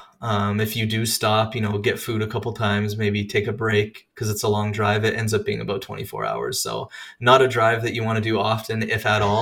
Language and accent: English; Regina, Saskatchewan, Canada; moved away as an adult; now in Indiana, United States; I am born and raised in Canada, Regina, Saskatchewan to be specific